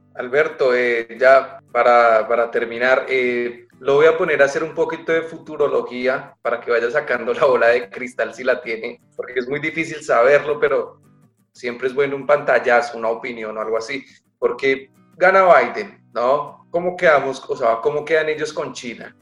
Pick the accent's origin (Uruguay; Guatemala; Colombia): Colombia; mi país, en Colombia